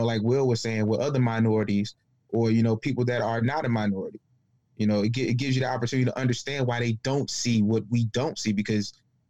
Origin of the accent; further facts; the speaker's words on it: Baltimore, Maryland, United States; moved away; I'm not from Detroit. I'm not from St. Louis. I'm from Baltimore.